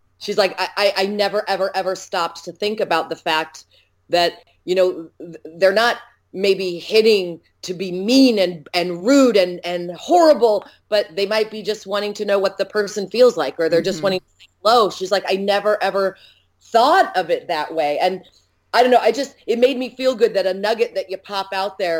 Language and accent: English; United States; people don't think I'm American.